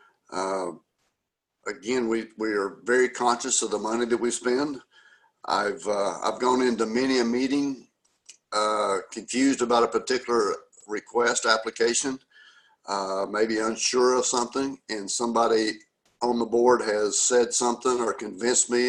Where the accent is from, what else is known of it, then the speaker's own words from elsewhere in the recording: Newcastle, Oklahoma, United States; I'm from Newcastle